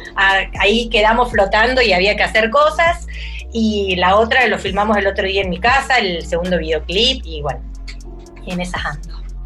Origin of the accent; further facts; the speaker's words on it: Córdoba, Argentina; also born or lived in Mendoza, Argentina; Yo nací en Mendoza, pero después he vivido toda mi vida en Córdoba. Viví parte, de eh, mi primera infancia en Mendoza y después en Córdoba